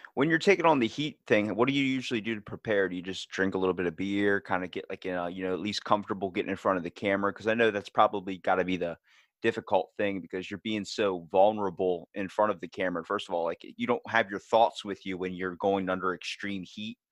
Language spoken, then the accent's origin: English; Maryland, United States; we're from Maryland. We are from the place that is like home of the old bay